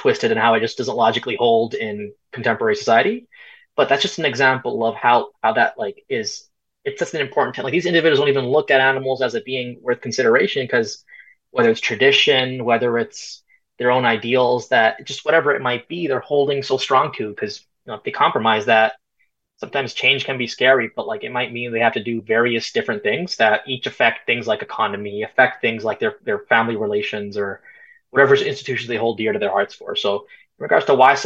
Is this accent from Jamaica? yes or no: no; Canada; also born or lived in Punjab, India (ancestry); I'm Canadian, but I'm also Punjabi. My family's from India and Punjab